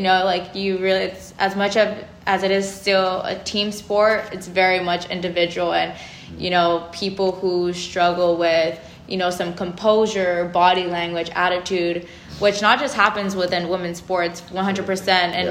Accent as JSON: {"language": "English", "town": "Los Angeles", "region": "California", "country": "United States", "moved": "as an adult", "said": "I'm from SoCal. I'm from Los Angeles"}